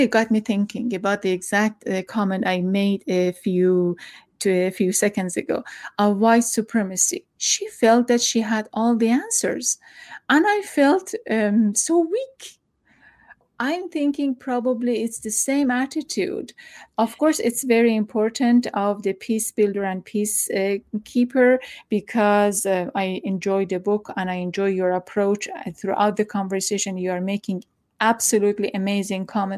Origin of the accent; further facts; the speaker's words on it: Iran; now in United States; I am from Iran